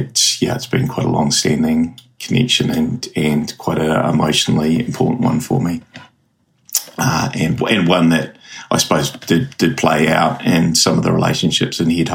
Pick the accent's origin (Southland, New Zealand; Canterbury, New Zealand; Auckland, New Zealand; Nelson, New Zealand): Auckland, New Zealand; moved away as an adult; also born or lived in Eastern Bay of Plenty; I grew up in the North Shore of Auckland, and had always grown up being very proud of being Māori